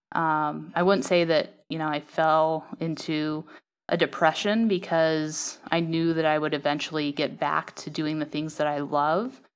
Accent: Salt Lake City, Utah, United States; moved away; I grew up in Salt Lake City, Utah

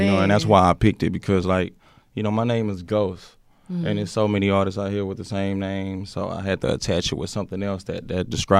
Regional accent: Houston, Texas, United States; I was born and raised in Houston.

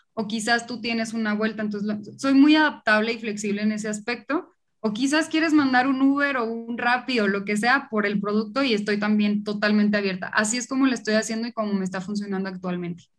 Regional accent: Monterrey, Nuevo León, Mexico; accent: regio; now in Mexico City, Mexico; Yo justo soy de Monterrey, por eso mi acento

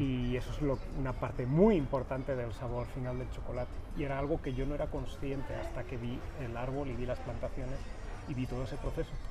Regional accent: Valencia, Valencian Community, Spain; moved away as an adult; now in Guadalajara, Mexico; yo soy español, vengo de Valencia, de cerquita del Mediterráneo, y llevo ya, voy para cuatro años en México

